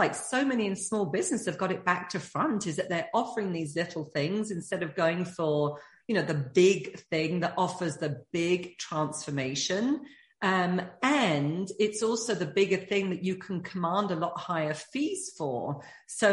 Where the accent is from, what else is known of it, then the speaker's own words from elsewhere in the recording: United Kingdom; being British